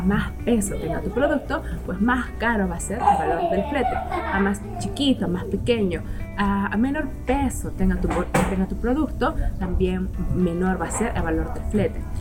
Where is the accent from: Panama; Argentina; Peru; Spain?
Peru; yo soy de Perú